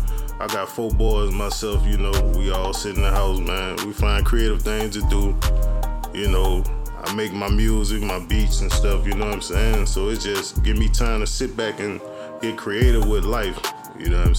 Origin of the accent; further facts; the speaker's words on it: Jackson, Mississippi, United States; I'm from Jackson, Mississippi, man. You know, I was born out south, grew up more in majority of my neighborhood, north side